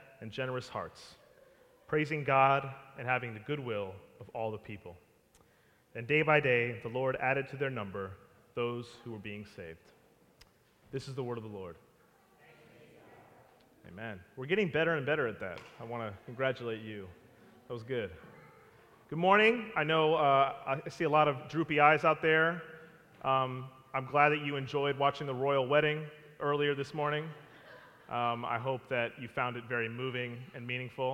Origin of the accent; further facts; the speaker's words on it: Maryland, United States; moved away; a friend of mine that I grew up with in Maryland